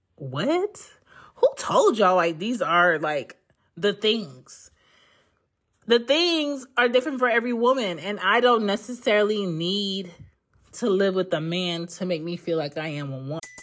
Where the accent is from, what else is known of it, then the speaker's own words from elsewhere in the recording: Philadelphia, Pennsylvania, United States; moved away as an adult; also born or lived in New York / the South; I grew up in Philly